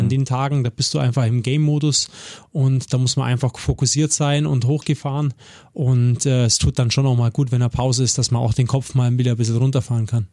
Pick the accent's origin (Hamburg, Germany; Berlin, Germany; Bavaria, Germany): Bavaria, Germany; Augsburg; moved away as an adult; also born or lived in Königsbrunn / Kassel; geboren in Göggingen, aufgewachsen in Göggingen